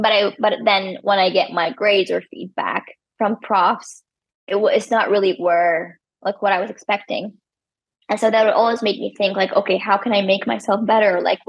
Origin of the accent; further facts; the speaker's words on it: Iraq; English is a second language; moved away as an adult; I came all the way from Iraq and like I left my family and now my family is missing me, I'm missing them.